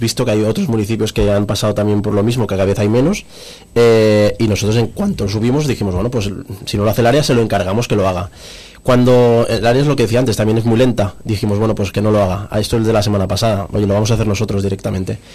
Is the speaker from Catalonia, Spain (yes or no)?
yes; Cerdanyola del Vallès, Catalonia, Spain; por mi gente y por mi pueblo